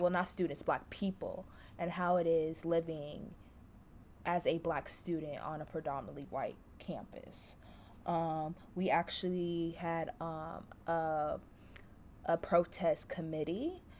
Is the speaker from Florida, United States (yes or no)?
yes; Orlando, Florida, United States; moved away as an adult; now in LaGrange, United States; I'm from Orlando, Florida.